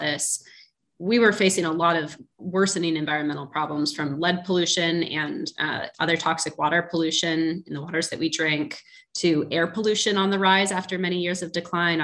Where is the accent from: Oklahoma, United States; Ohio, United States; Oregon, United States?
Oregon, United States; Portland; moved away; I'm from Portland, Oregon originally. And when I was growing up, we called the start of summer January